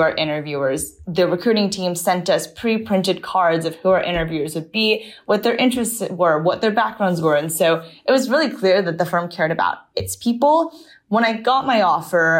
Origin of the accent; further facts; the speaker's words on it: Maryland, United States; moved away as an adult; also born or lived in Berkeley, California; I grew up in Maryland. I lived there through my high school years